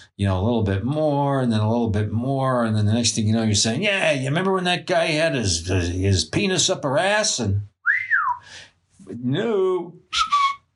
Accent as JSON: {"language": "English", "region": "New York", "country": "United States", "said": "I come from New York"}